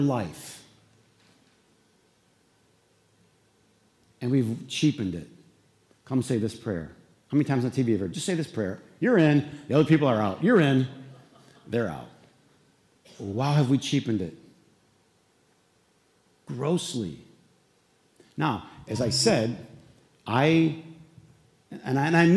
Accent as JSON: {"language": "English", "town": "Flint", "region": "Michigan", "country": "United States", "tie": "born or raised there", "said": "we were in Flint, there was what, 1, 2, 3, 4 boys and 3 girls."}